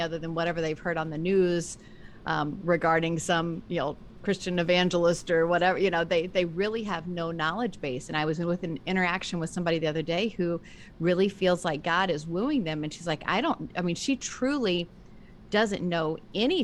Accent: the South, United States; now in Northeast, United States; I grew up in the South too, so that makes a difference

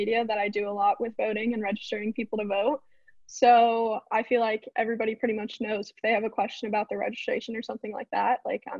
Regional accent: Georgia, United States; moved away; I'm from Georgia

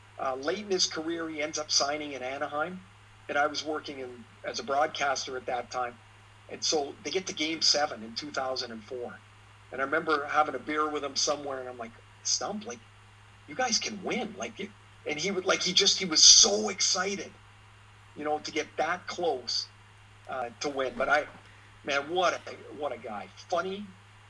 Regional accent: Trail, British Columbia, Canada; I grew up in Trail, British Columbia.

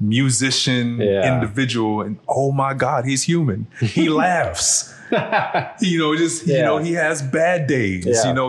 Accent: New York, United States; also born or lived in New Orleans / Dallas; New York was where I was raised. New York and New Orleans where I was raised in my youth. But I was born in Dallas.

